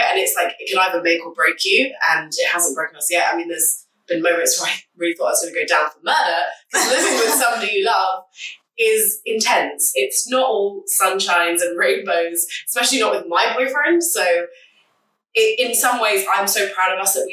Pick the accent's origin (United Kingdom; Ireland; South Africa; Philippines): United Kingdom; London; I am 27 from London